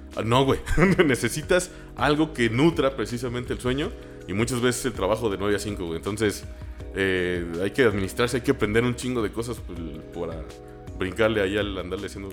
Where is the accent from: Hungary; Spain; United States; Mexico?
Mexico; San Luis Potosí; Yo soy un pendejo de San Luis